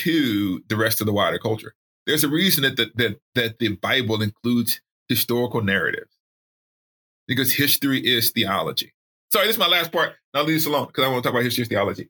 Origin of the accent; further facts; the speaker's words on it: Alabama, United States; I grew up in Alabama.